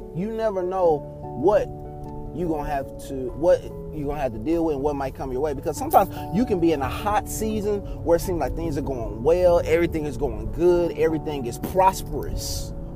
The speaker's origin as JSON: {"language": "English", "region": "Texas", "country": "United States", "tie": "born or raised there", "said": "I was growing up in Texas"}